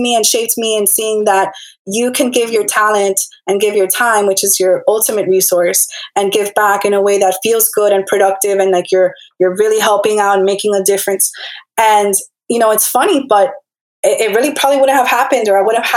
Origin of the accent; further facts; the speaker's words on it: Hialeah, Florida, United States; I'm from Miami after all, Hialeah to be exact